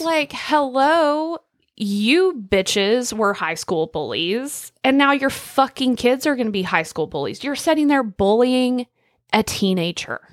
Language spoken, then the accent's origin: English; Northwest Oklahoma, United States; I'm not gonna pretend I didn't grow up in Northwest Oklahoma